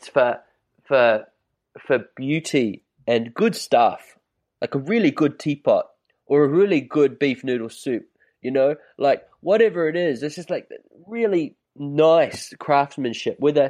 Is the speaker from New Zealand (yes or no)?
yes; New Zealand; also born or lived in China; now in Byron Bay, Australia; I grew up in New Zealand.